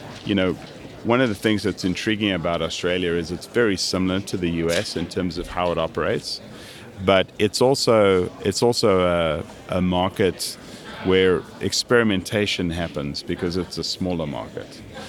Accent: Kansas City, Missouri, United States; we wanted to have some connection back with that history of growing up in Kansas City.

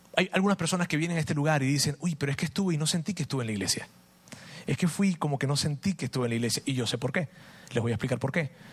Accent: Venezuela; moved away; mi país, Venezuela. Es, muy difícil lo que está pasando en Venezuela. Tenemos familia allá

